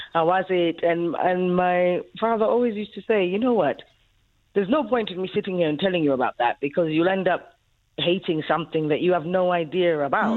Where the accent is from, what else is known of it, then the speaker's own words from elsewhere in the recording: Ethiopia; now in South Africa; born uh, in Ethiopia, but of South African parents. Um, so that's why I ended up here in 1994